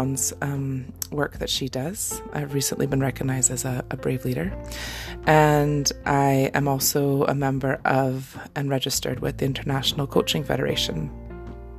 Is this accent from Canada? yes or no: yes; Canada; now in Scotland, United Kingdom; I am a Canadian mama living in Scotland